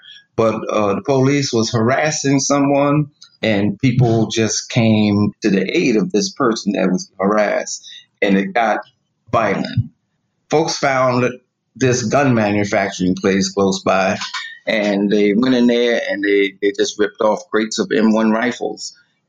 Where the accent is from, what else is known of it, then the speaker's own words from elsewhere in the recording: Plainfield, New Jersey, United States; Well, Plainfield's a small town, New Jersey, but there was a demarcation. Clear demarcation where the Black community resided and the white, larger white community.